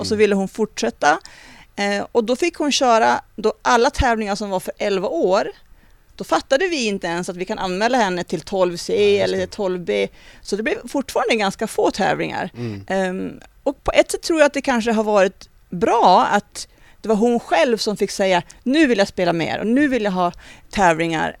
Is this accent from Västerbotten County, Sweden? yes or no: yes; Vilhelmina, Västerbotten County, Sweden; moved away; min uppväxt i Vilhelmina